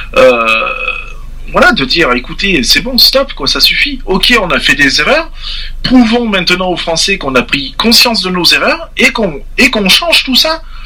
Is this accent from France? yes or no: yes; France; je parle aussi en tant que Français et père de famille